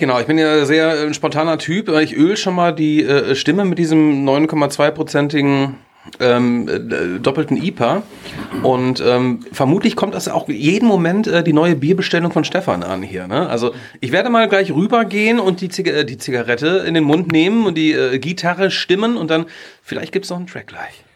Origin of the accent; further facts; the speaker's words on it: Ennepetal, North Rhine-Westphalia, Germany; damals in meiner Jugend in Ennepetal